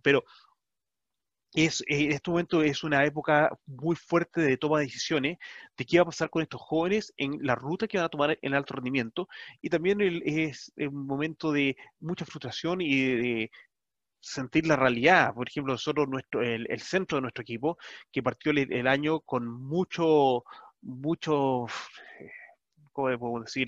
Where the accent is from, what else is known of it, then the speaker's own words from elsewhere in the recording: Chile; nosotros como chilenos, puede ser comunicado en nuestra misma lengua.